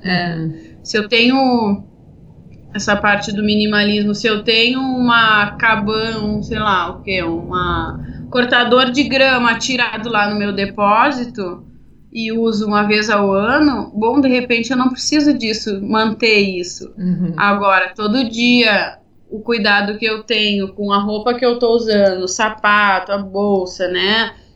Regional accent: Porto Alegre, Rio Grande do Sul, Brazil; eu sou de Porto Alegre

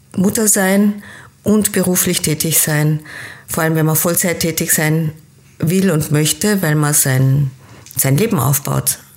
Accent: Austria; also born or lived in Kenya; Geboren bin ich in Kenia, habe aber meine Kindheit in Österreich verbracht und war dann als Jugendliche wieder in Kenia und bin nach dem Abitur an der deutschen Schule wieder nach Österreich zurückgekommen

